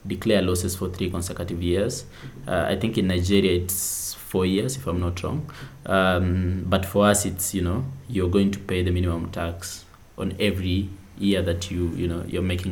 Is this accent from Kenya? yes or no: yes; Kenya; as a Kenyan